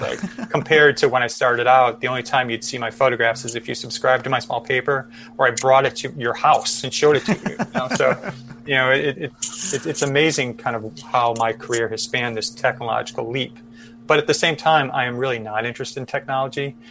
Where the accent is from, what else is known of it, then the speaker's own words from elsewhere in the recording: Chicago, Illinois, United States; I grew up in Chicago